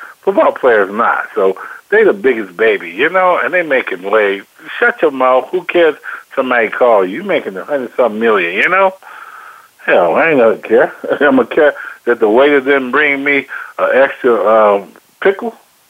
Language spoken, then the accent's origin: English; Robbins, Illinois, United States; Dwayne Wade grew up in the same town I grew up in, Robbins, Illinois, down the street.